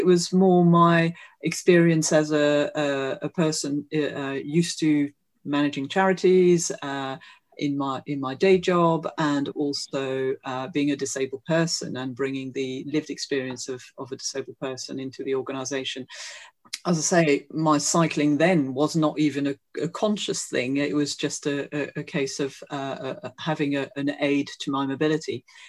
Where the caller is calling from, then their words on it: Streatham, London, United Kingdom; I'm joining you from Leafy Streatham in South London.